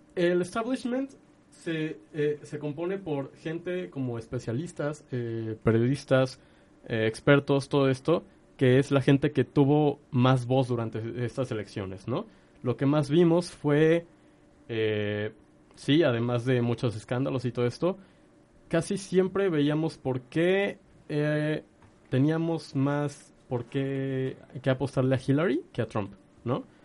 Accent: Mexico; como mexicanos

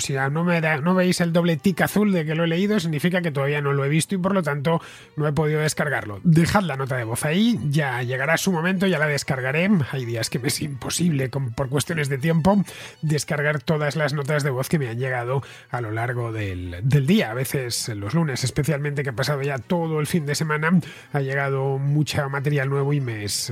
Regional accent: Madrid, Community of Madrid, Spain; Es donde he nacido, donde me he criado, donde he sido feliz y donde nacieron mis padres es también el lugar donde he pasado la mayor parte de mi vida, por lo que mis recuerdos, tanto los buenos como los malos, están relacionados pues con mi país y con mi ciudad, más concretamente con Madrid

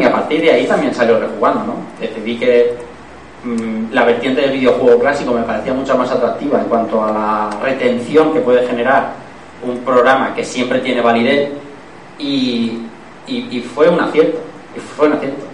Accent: Elche, Valencian Community, Spain; vivía al lado de una radio aquí en Elche, se llamaba Radio Llobelch, que luego estuvo aquí en el escorchador, pero estaba antes en, el barrio donde yo nací

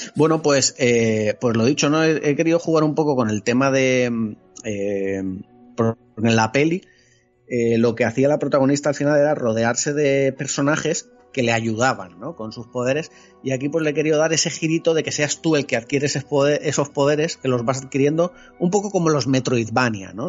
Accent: Spain; soy, soy un mal español

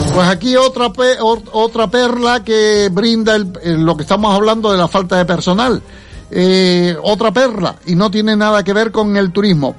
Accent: Canary Islands, Spain

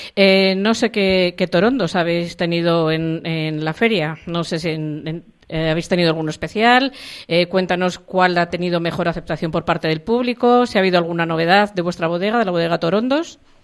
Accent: La Rioja, Spain; yo soy riojana

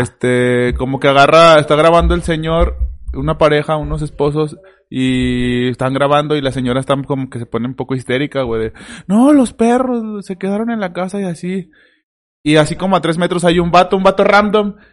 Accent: León, Guanajuato, Mexico; Somos de León, Guanajuato

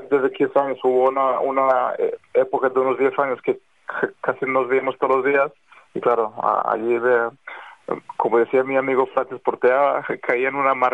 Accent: Spain; moved away as an adult; Y yo soy español, o sea, oficialmente soy, soy español, tengo el pasaporte desde hace muchísimos años

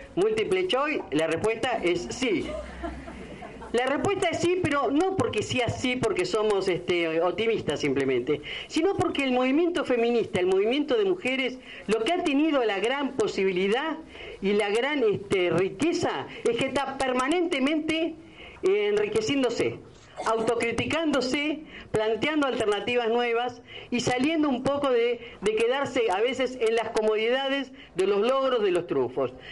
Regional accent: Argentina; este argentinismo que tenemos

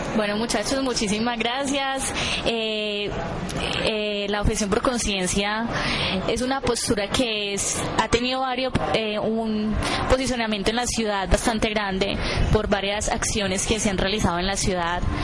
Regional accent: Colombia; en una sociedad tan militarizada como la colombiana, en donde día a día se nos muestra de enemigos a, las personas que son nuestros vecinos

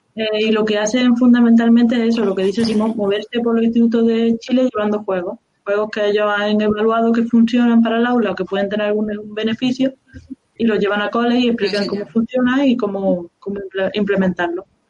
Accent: Córdoba, Andalusia, Spain; yo soy de Córdoba

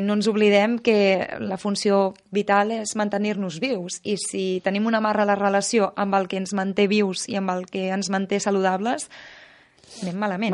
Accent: Menorca, Balearic Islands, Spain; jo sóc de Menorca, que sempre m'han tingut molt en contacte amb la natura

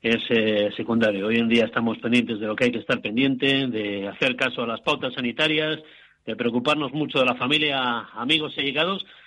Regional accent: Bilbao, Basque Country, Spain; now in Santiago de Compostela, Spain; Bilbao, de donde soy yo

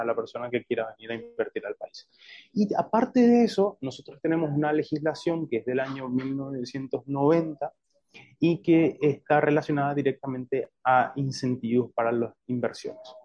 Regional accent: Paraguay

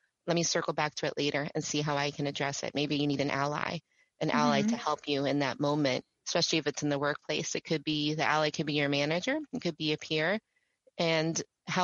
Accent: New York, United States; I'm from New York

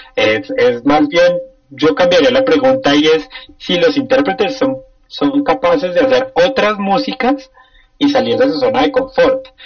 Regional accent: Colombia

